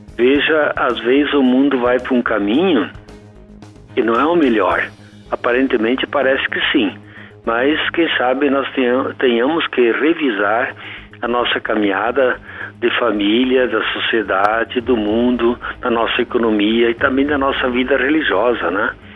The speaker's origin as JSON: {"language": "Portuguese", "town": "Sobradinho", "region": "Rio Grande do Sul", "country": "Brazil", "tie": "born or raised there", "moved": "yes", "lives_now": "Santa Maria, Brazil", "said": "Eu sou natural de Sobradinho, da Vila Segredo, município Sobradinho, no centro geográfico do Rio Grande do Sul"}